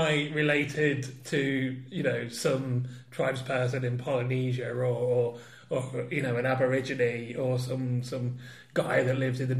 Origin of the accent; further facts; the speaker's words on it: Leicester, East Midlands, United Kingdom; Now, we've already established that I'm from Leicester.